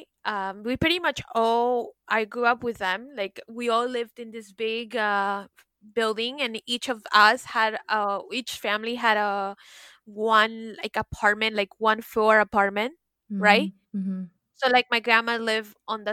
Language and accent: English; Peru; also born or lived in Miami, United States / New York, United States; now in France; growing up in Peru